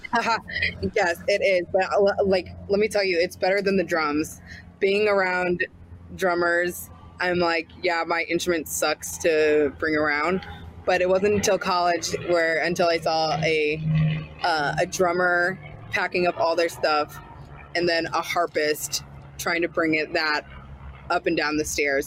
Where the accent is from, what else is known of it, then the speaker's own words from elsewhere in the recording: St. Louis, Missouri, United States; also born or lived in Boston; I'm from St. Louis